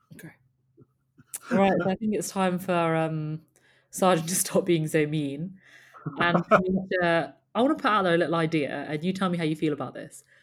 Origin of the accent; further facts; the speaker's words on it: United Kingdom; we're British